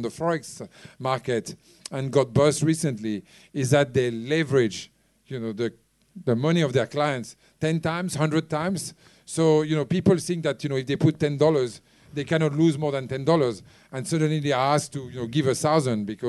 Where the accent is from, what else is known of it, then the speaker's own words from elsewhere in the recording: France; now in Hong Kong; I come from France